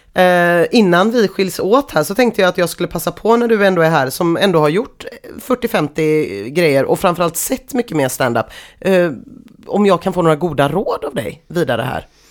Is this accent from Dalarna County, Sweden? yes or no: no; Gothenburg, Västra Götaland, Sweden; accent: Gothenburg dialect; jag alltid pratar så mycket göteborgska när jag är vid korvkiosken på Mariaplan